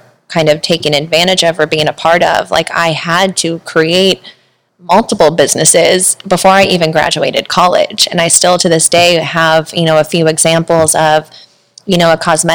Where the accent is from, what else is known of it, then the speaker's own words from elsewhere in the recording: Missouri, United States; moved away as an adult; now in San Diego, United States; I'm originally from Missouri. And so I moved out to San Diego not shortly after graduating high school